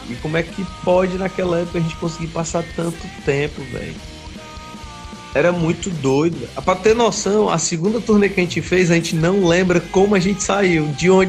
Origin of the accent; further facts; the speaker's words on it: Fortaleza, Ceará, Brazil; A gente é de Fortaleza, Ceará, Brasil.